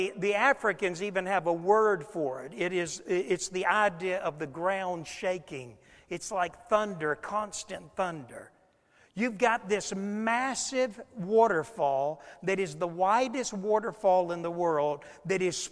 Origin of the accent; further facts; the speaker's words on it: Niagara Falls, New York, United States; moved away; I was born in Niagara Falls, New York